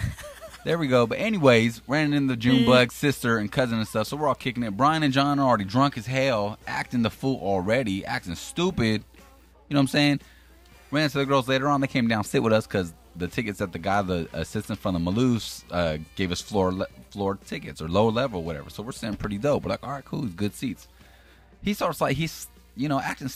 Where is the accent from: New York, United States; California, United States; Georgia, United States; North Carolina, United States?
California, United States; Sacramento; we're from South Sac, so we're Sacramento, California